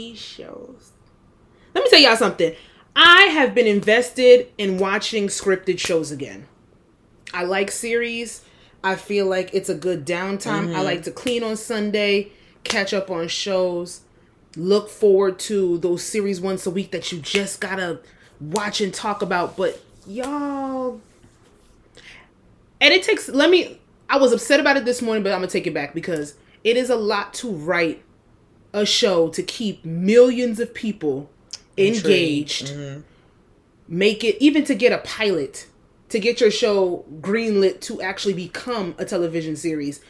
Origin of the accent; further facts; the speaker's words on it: West Orange, New Jersey, United States; I'm from West Orange